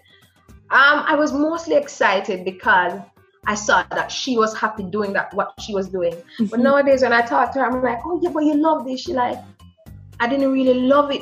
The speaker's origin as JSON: {"language": "English", "town": "Portmore", "region": "Saint Catherine", "country": "Jamaica", "tie": "born or raised there", "also_born_or_lived": "Japan", "moved": "as an adult", "lives_now": "Manchester, Jamaica", "said": "I grew up in Greater Portmore, in a single parent family"}